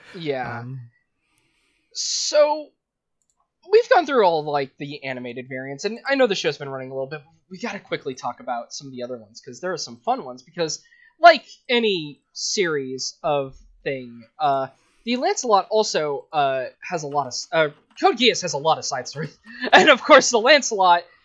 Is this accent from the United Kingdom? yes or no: yes; England, United Kingdom; we're English